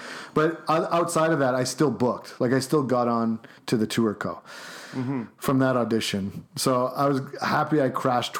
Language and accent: English; Chicago, Illinois, United States; Like I'm like just from Chicago.